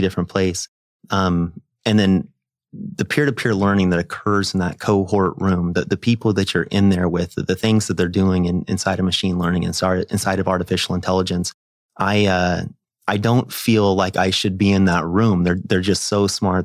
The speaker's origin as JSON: {"language": "English", "region": "Nebraska", "country": "United States", "said": "I'm a kid from Nebraska"}